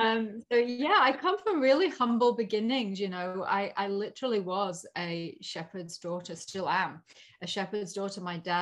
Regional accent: Yorkshire and the Humber, United Kingdom; So I had that real immigrant blood growing up in Yorkshire in England.

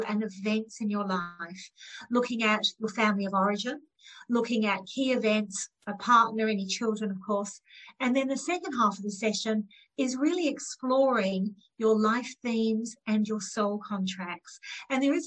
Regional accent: Australia; I'm one of nine children growing up in Australia from Indian heritage

